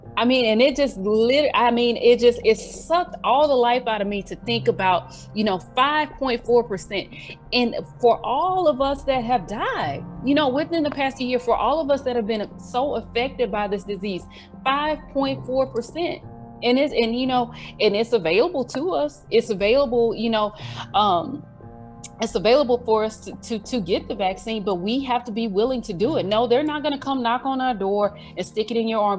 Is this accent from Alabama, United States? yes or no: yes; Mobile, Alabama, United States; my hometown